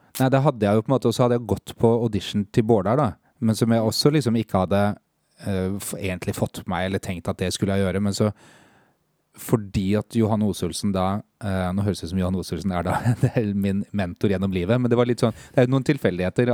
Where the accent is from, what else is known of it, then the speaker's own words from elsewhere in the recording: Lillestrøm, Akershus, Norway; 44. Kommer fra Lillestrøm